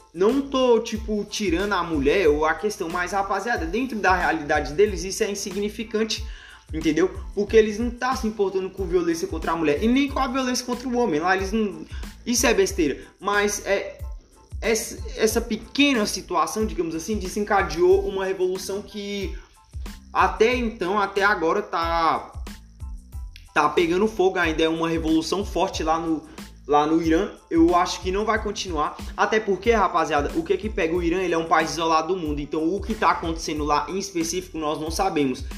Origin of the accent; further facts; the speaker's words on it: Brazil; nós brasileiros